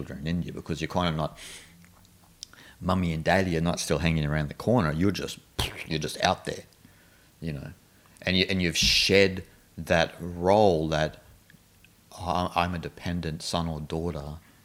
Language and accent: English; Australia; I'm Australian